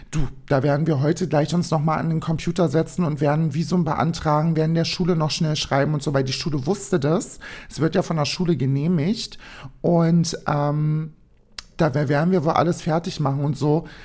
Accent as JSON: {"language": "German", "region": "Berlin", "country": "Germany", "said": "Ich sag, ich bin aus Berlin."}